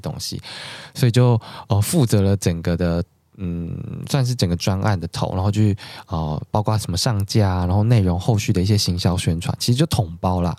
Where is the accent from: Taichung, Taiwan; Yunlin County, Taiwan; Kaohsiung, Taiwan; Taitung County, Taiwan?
Taichung, Taiwan; now in Taipei, Taiwan; 我是台中人，我现在自己在台北